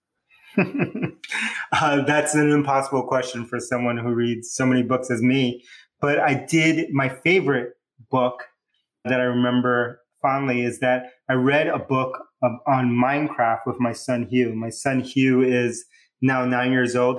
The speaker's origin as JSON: {"language": "English", "town": "New York City", "region": "New York", "country": "United States", "tie": "born or raised there", "also_born_or_lived": "Bronx, New York", "accent": "New Yorker", "said": "My hometown, I was born in the Bronx, New York, but I grew up in Queens"}